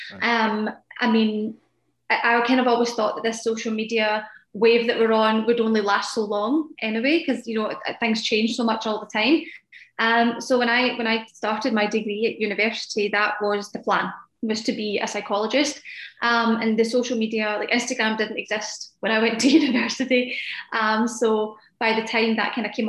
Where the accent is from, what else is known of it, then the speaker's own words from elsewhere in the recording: Scotland, United Kingdom; I live in Scotland, which is in the UK for those that don't know